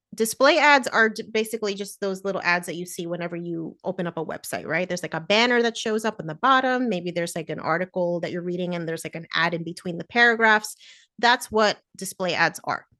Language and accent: English; New Jersey, United States; Me and my sister were born in New Jersey, that's where I grew up